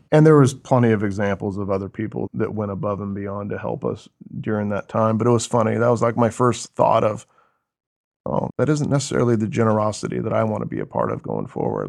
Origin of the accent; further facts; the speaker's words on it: Oso, Washington, United States; Born and raised in Washington State